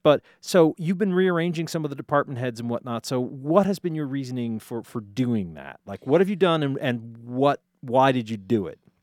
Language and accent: English; Easthampton, Massachusetts, United States; the great city of East Hampton, my hometown